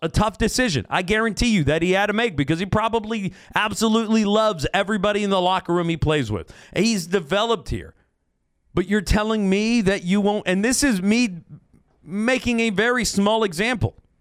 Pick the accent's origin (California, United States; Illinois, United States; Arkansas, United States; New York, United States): California, United States; Fresno; I am a Fresnan through and through. I am a Fresno kid.